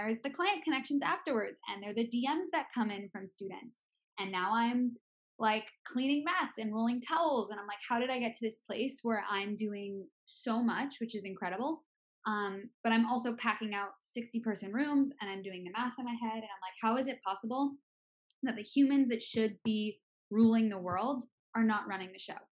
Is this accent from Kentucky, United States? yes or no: no; Boston, Massachusetts, United States; moved away as an adult; now in California, United States; I'm originally from Boston, Massachusetts, East Coaster at heart.